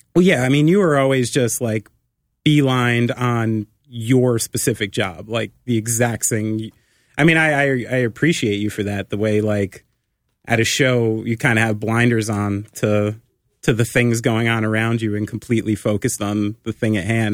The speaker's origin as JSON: {"language": "English", "region": "New Jersey", "country": "United States"}